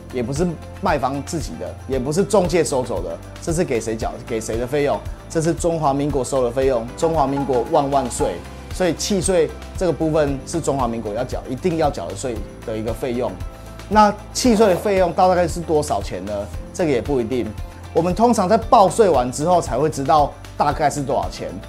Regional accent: Taiwan; 所以我们台湾人好客的一个习惯

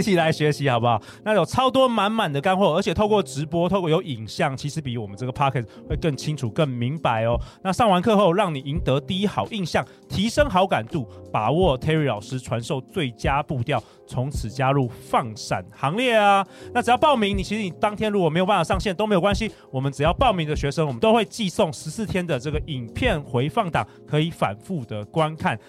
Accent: Taiwan; 我们台湾人

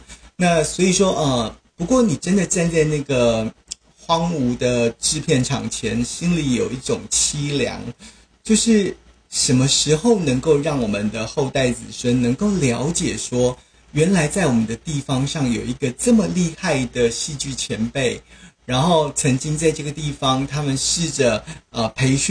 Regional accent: Taoyuan, Taiwan; 其实最主要原因就是因为我是桃园人，那林团秋呢，他也都是在桃园一带活动

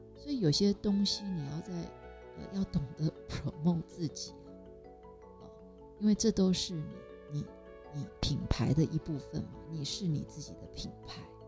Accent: Taiwan; 我是客家人嘛，我的这个阿婆啊，还有我的，我的外婆，都非常会做这种，呃，腌制品

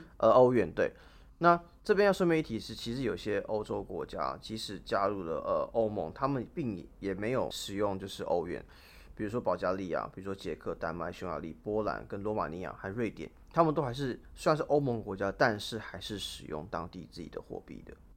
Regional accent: Taiwan; 就是我们台湾人讲的模型

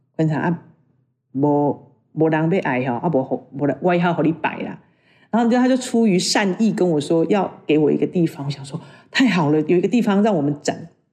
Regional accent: Puli, Nantou County, Taiwan; 我是普里出生，在普里长大的小孩。那当中大概只有高中的时候到外面去念书。回到普里，工作开始是在幼儿园

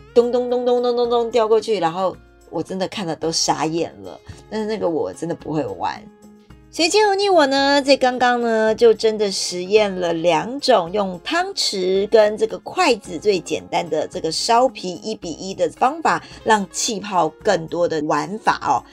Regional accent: Taiwan; 我们台湾人

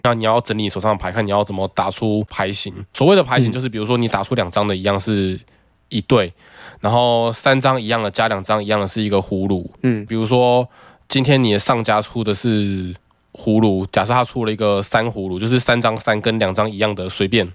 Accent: Taiwan; 我们本身人家庭

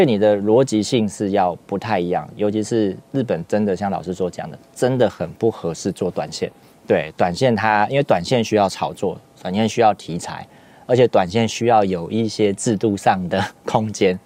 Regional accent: Taiwan; 我们台湾人如果我住三重，我住林口，我住信义大安区，我们会不会很差别化？

